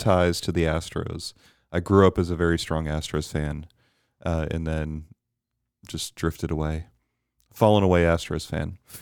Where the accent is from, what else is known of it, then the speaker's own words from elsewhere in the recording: Bermuda; I was very blessed growing up in Bermuda